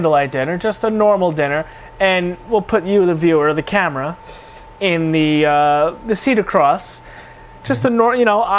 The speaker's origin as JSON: {"language": "English", "region": "New York", "country": "United States", "said": "we're from New York."}